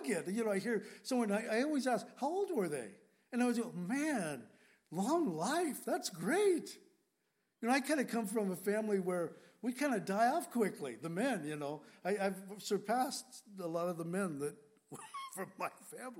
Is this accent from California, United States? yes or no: yes; San Diego, California, United States; moved away; also born or lived in Grass Valley, California / Whidbey Island, Washington; When I grew up in San Diego, we lived on the edge of town.